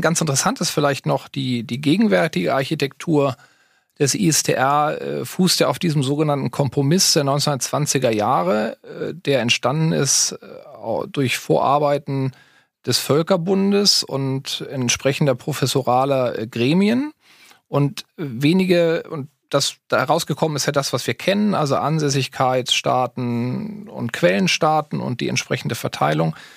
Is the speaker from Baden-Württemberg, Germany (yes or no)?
no; near Hannover, Lower Saxony, Germany; also born or lived in Berlin / Halle-Wittenberg; bin aber schon im Alter von zwei Jahren zwangsumgezogen nach Niedersachsen